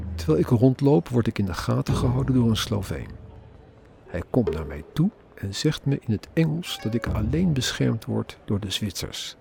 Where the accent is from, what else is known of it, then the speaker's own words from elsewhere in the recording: Netherlands; als Nederlander met burgerrechten